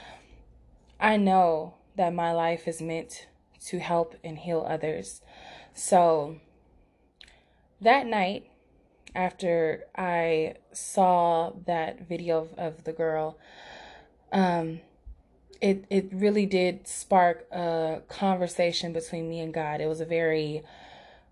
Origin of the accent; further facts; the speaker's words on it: Los Angeles, California, United States; my hometown, Los Angeles